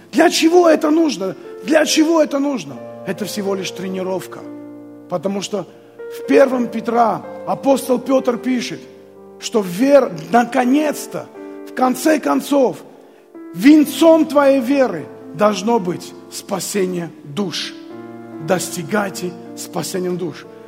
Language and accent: Russian; Armenia; moved away as an adult; also born or lived in Abakan, Russia; мы с женой приехали из Армении, хотя и голодная была у нас Армения – тогда